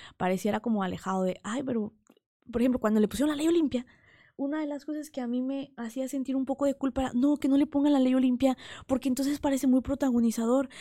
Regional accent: Huauchinango, Puebla, Mexico; Yo soy originaria de Huachinango, Puebla, un pueblito de la Sierra Norte de Puebla

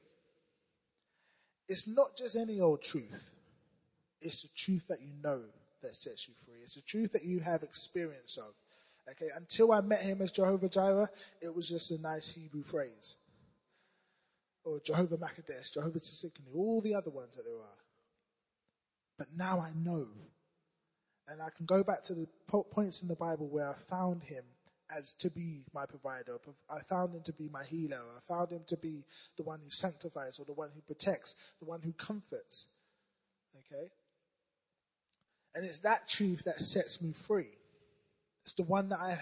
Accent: London, United Kingdom; I'm from South London

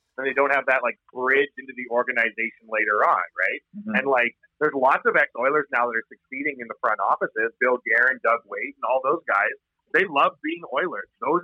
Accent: Ireland; As an Irishman, that's offensive.

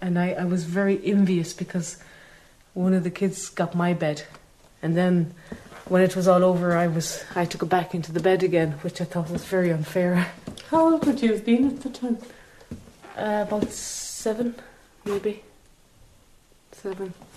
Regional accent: Ireland; also born or lived in England; she came to Ireland

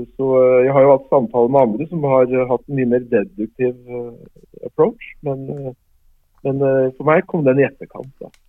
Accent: Norway; moved away; som nordmann

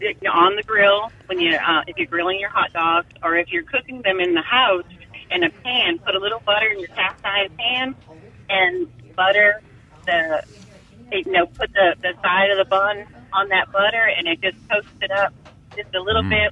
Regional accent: Massachusetts, United States; now in Enterprise, United States; I'm originally from Massachusetts

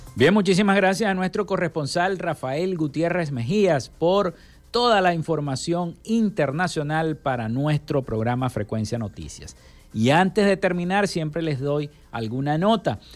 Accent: Venezuela; nuestro país, Venezuela

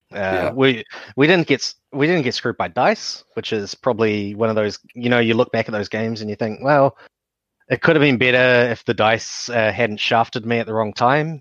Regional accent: Hawke's Bay, New Zealand; I am also from Hawke's Bay

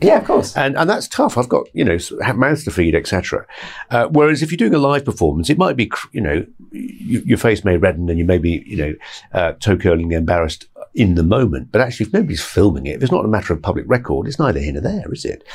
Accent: Bradford, Yorkshire and the Humber, United Kingdom; moved away; I come from Bradford originally

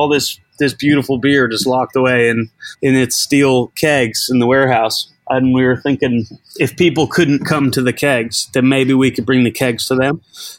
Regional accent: Boston, Massachusetts, United States; moved away as an adult; now in London, United Kingdom; I'm from Boston originally. I'm 34. I moved out to London in 2012

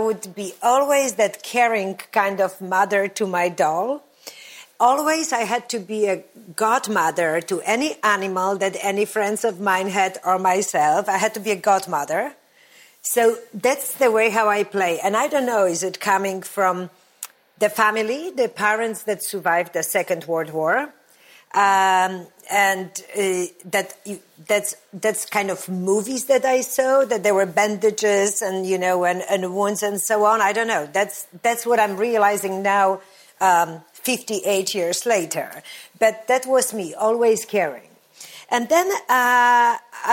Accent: Olecko, Warmian-Masurian Voivodeship, Poland; moved away; also born or lived in Warsaw; I come from this beautiful touristy area, Olecko. And that's where I grew up.

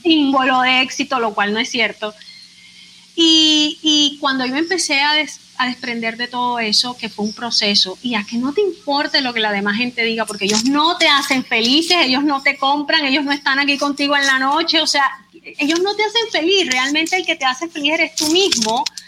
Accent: Barranquilla, Atlántico, Colombia; soy barranquillera, colombiana, abogada

